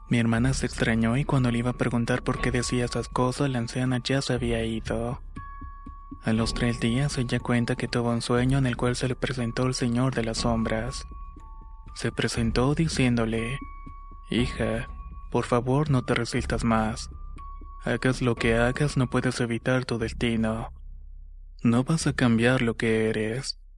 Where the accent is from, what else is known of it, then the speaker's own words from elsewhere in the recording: Chiapas, Mexico; now in North Carolina, United States; aunque estoy en Carolina del Norte soy originario de Chiapas, México.